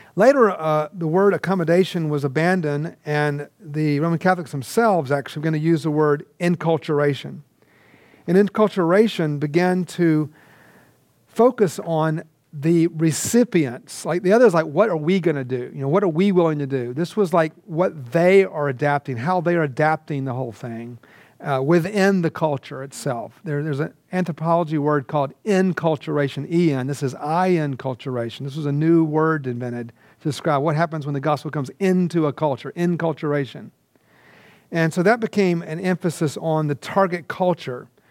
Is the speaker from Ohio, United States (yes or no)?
no; Georgia, United States; moved away as an adult; also born or lived in India; I grew up in Georgia.